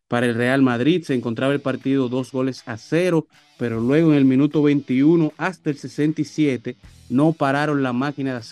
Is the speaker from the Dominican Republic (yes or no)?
yes; Dominican Republic; estamos en clásico, todos somos dominicanos.